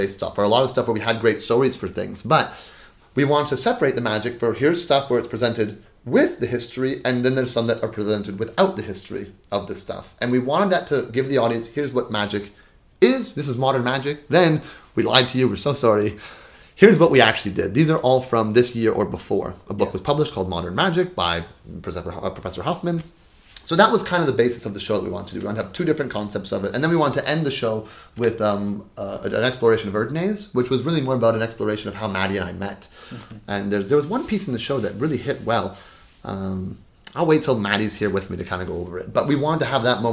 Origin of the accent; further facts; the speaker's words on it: Toronto, Ontario, Canada; we're both from Toronto